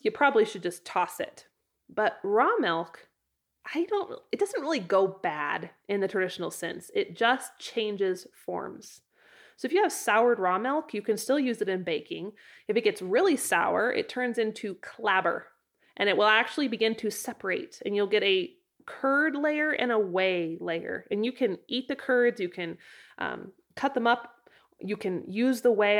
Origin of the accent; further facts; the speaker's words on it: Idaho, United States; now in Wyoming, United States; In Idaho, my home state